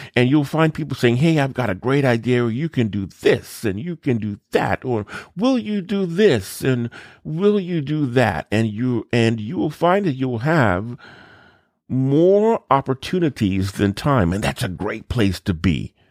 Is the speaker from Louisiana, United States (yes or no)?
yes; New Orleans, and Baton Rouge, South Louisiana, United States; I grew up in South Louisiana, New Orleans, and Baton Rouge.